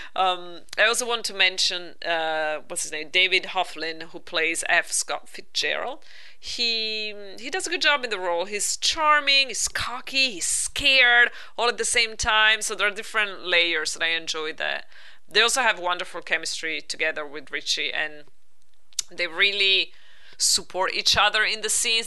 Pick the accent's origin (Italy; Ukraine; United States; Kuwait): Italy; moved away; growing up in Italy